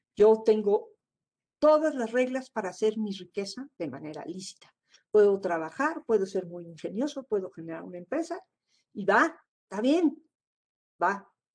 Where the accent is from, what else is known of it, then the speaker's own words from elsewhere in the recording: Mexico; como mexicanos